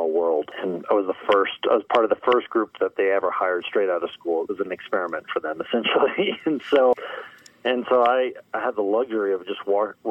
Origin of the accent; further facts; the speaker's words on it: Connecticut, United States; moved away as an adult; also born or lived in California; I grew up in the East Coast in Connecticut.